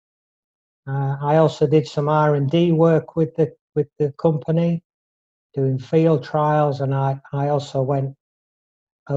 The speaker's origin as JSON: {"language": "English", "town": "Drax", "region": "Yorkshire and the Humber", "country": "United Kingdom", "tie": "born or raised there", "said": "I was brought up in North Yorkshire in a very small village called Drax"}